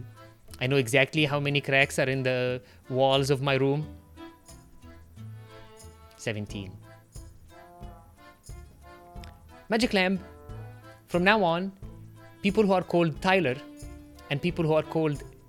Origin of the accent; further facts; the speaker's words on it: Egypt; first language Arabic; English is a second language; moved away; I'm from Egypt